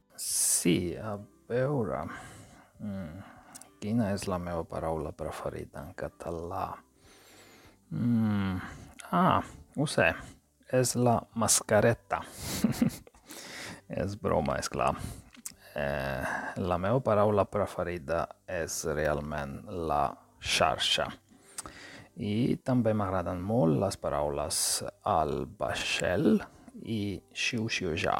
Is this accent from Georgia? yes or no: yes; Georgia; first language Georgian; Catalan is a second language; now in Sweden; visc a Suècia, eh, però sóc originari de Geòrgia